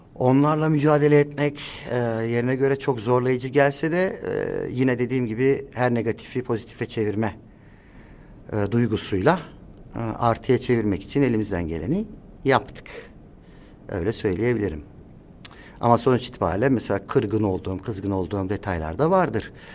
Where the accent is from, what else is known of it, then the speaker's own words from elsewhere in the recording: Istanbul, Turkey; Kurtuluş doğma büyüme, kurtuluşta doğdum. Orada büyüdüm